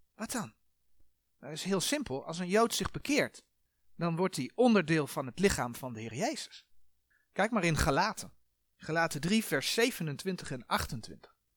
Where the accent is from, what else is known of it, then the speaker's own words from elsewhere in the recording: Netherlands; fysiek zijn wij Nederlanders.